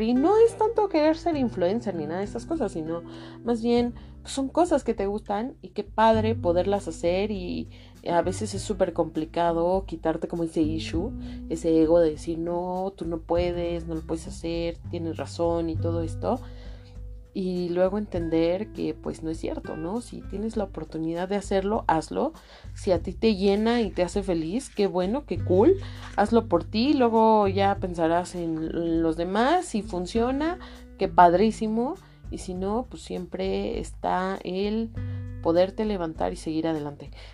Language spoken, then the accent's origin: Spanish; Mexico; muchos de nosotros que somos mexicanos